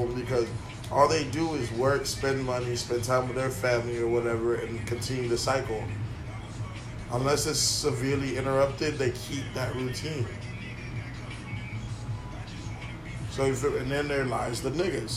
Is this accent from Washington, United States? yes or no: no; Lake Worth, Florida, United States; That's just where we come from. I come from Lake Worth